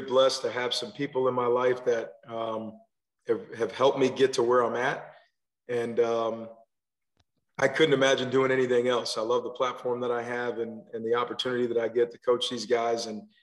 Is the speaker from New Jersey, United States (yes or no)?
yes; New Jersey, United States; moved away as an adult; also born or lived in Pensacola, Florida / Louisville / Alabama; now in Maryland, United States; I'm originally from New Jersey. So I grew up playing football there.